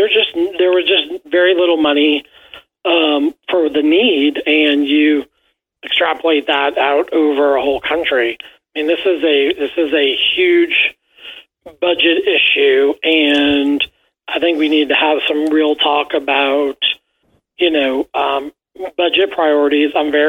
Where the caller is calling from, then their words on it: Kentucky, United States; I'm calling you from the Commonwealth of Kentucky, where we're a beautiful state.